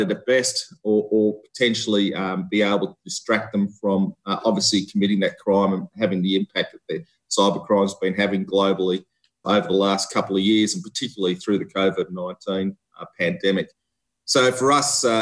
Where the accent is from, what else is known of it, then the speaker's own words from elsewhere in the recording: Australia; moved away as an adult; also born or lived in Victoria, Australia / Canberra, Australia; I'm an Australian seconded officer.